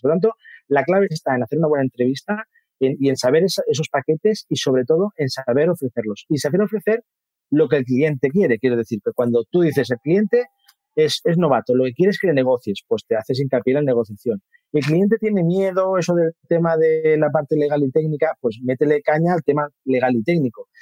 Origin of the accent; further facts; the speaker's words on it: Mataró, Catalonia, Spain; me puse en una inmobiliaria de mi, de mi pueblo. Yo soy de Mataró, de una ciudad cercana de Barcelona